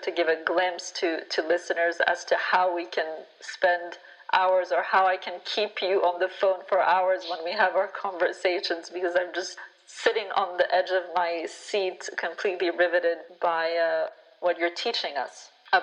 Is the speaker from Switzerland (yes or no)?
yes; Geneva, Switzerland; my hometown is Geneva here in Switzerland